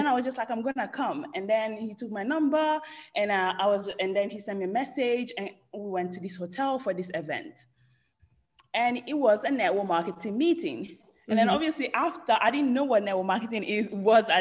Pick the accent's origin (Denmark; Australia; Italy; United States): Italy; English is a second language; moved away as an adult; now in London, United Kingdom; I was born and raised in Italy.